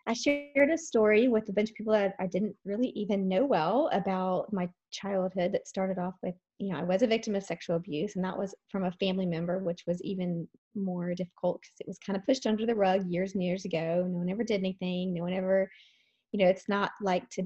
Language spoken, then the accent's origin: English; Dallas, Texas, United States; I grew up in the Dallas area